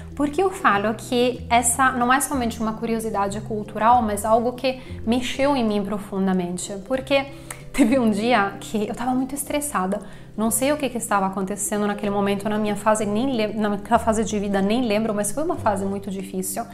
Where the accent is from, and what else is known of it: Italy; moved away as an adult; now in Brazil